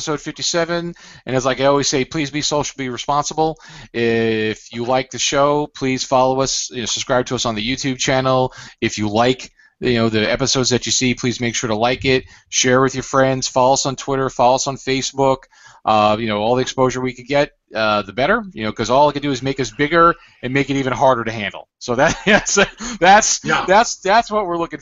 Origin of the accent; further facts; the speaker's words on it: Broward County, Florida, United States; now in Boca Raton, United States; I grew up in Broward